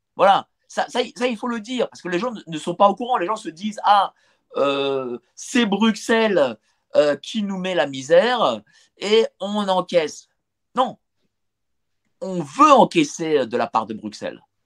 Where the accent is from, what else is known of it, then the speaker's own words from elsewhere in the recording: France; on est français